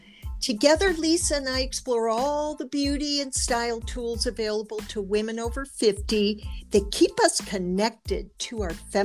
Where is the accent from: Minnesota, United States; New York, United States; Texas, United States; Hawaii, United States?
New York, United States; now in Los Angeles, United States; We moved here when they were two from New York. So I always think of myself as a New Yorker.